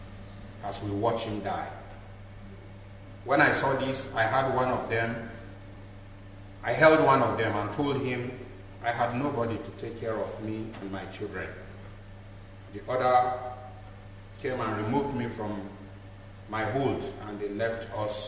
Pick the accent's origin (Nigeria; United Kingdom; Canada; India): Nigeria; I come from Nigeria. I live in Nigeria, in northern part of Nigeria.